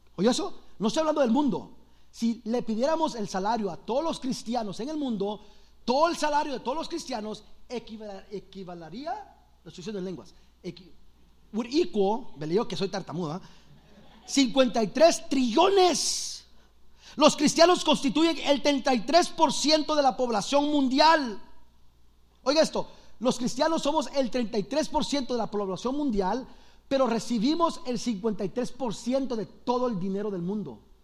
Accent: Los Angeles, California, United States; also born or lived in El Salvador; Soy de Los Ángeles

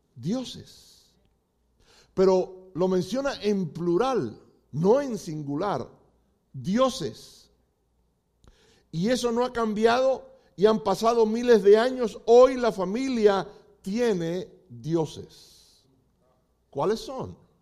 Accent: Cuba; now in United States; como decimos los cubanos

